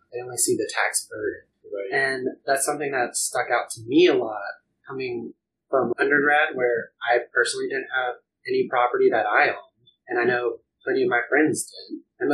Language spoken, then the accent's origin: English; Phenix City, Alabama, United States; moved away as an adult; also born or lived in Auburn, Alabama; now in New York, United States; So I'm originally from Alabama. I'm from Phoenix City specifically, which if you just like Google it, it's like known for being the original Sin City in like 1950s.